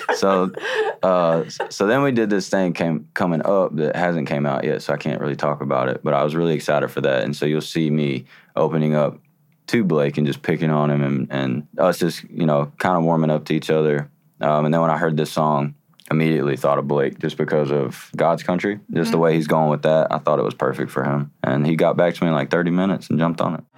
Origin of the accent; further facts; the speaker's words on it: Chattanooga, Tennessee, United States; Chattanooga, because it was my hometown